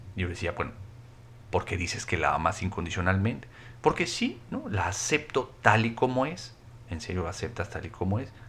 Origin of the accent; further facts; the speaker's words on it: Mexico; soy mexicano y soy varón